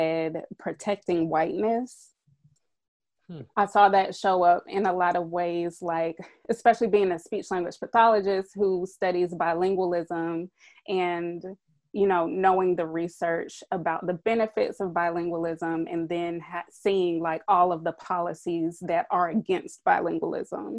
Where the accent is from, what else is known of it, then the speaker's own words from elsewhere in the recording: Durham, North Carolina, United States; moved away; also born or lived in Tucson; I grew up in Durham